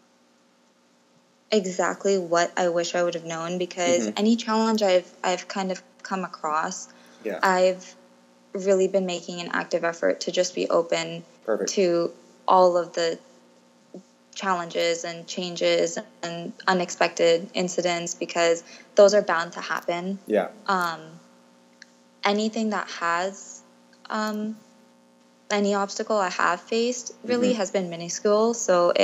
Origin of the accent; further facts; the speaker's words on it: United States; moved away as an adult; now in Thailand; I was born and raised in the States